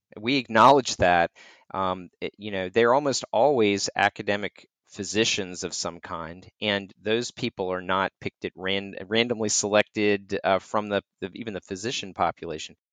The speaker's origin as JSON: {"language": "English", "region": "North Carolina", "country": "United States", "tie": "born or raised there", "said": "I grew up in North Carolina"}